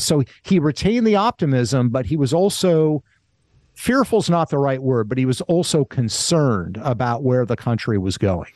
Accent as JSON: {"language": "English", "town": "Kent", "region": "Washington", "country": "United States", "tie": "born or raised there", "also_born_or_lived": "Springfield, Vermont", "said": "I was born in Springfield, Vermont, but when I was less than a year old, my parents moved to a town called Kent, Washington, which is outside of Seattle"}